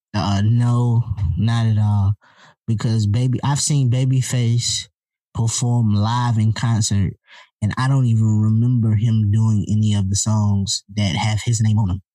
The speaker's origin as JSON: {"language": "English", "region": "the South", "country": "United States", "said": "I'm from the South"}